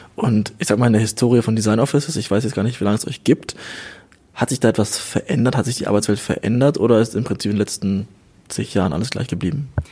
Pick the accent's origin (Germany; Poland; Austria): Germany; wir als Deutsche